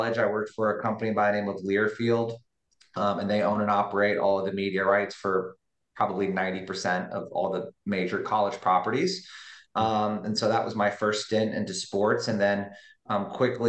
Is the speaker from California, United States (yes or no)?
no; Orlando, Florida, United States; I was born and raised in Orlando